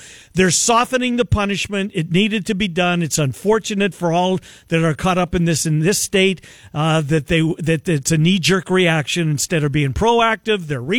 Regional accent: Canada; now in Iowa, United States; because I'm a Canadian

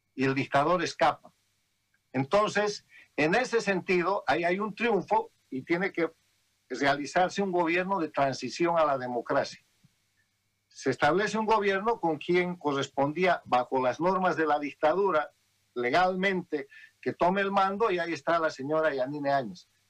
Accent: Bolivia; moved away as an adult; now in United States; Yo soy un boliviano.

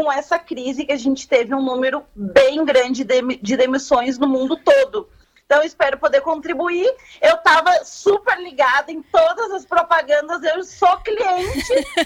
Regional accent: Camaquã, Rio Grande do Sul, Brazil; eu sou de Camacuã nativa

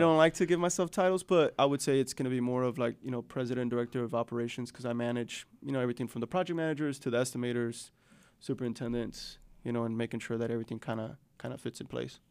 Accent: Chicago, Illinois, United States; now in Northwest Arkansas, United States; I grew up on the South Side

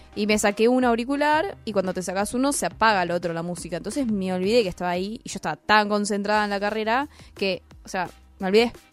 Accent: San Isidro, Buenos Aires Province, Argentina; nací en Capital y viví en San Isidro

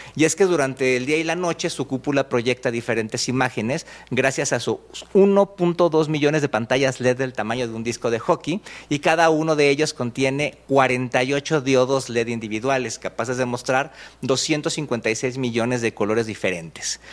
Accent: Mexico; aquí en México

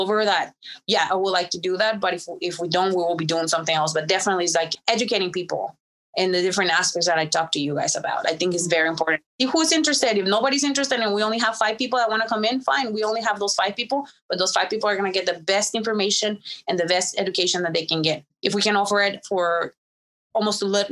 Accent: Mexico; now in United States; I was born in Mexico, born and raised in Mexico, but all my success happened in America and I am an American citizen

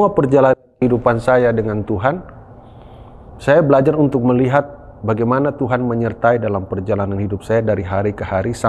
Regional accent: Papua, Indonesia; also born or lived in Malang; Ya karena memang saya lahir besar di Papua dan ingin melayani di Papua. Selesai saya pendidikan di Malang

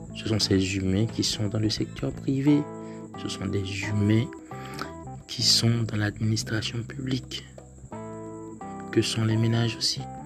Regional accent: Haiti; en tant qu'haïtien

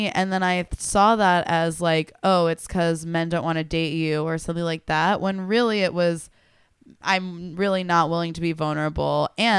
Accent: Tulsa, Oklahoma, United States; where I'm from Tulsa, and the town actually ended up having this big newspaper expose

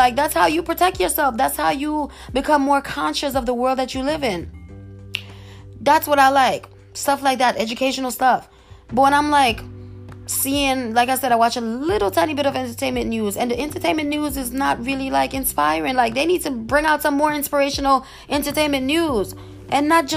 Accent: New York, United States; I come from New York

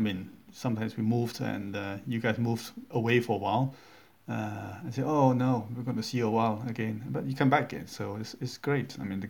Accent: Singapore; moved away as an adult; also born or lived in Manchester; now in United Kingdom; I was actually born in this country, but I don't sound like it because I grew up in Singapore. Well, I went back to Singapore when I was just before 1

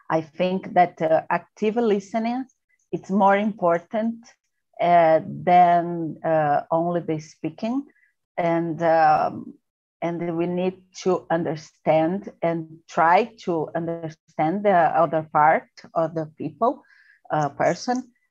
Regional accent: São Paulo, Brazil; English is a second language; I'm from Sao Paulo. I am uh, 45 years old

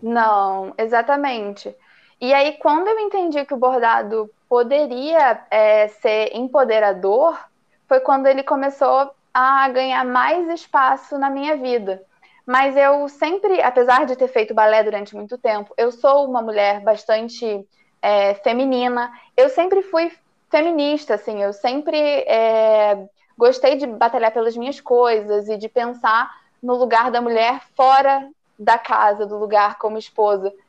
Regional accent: interior of Paraná, Brazil; moved away as an adult; also born or lived in Rio de Janeiro; now in Tibagi, Brazil; sou do interior do Paraná, mas o meu coração é carioca. Morei no Rio é, durante nove anos

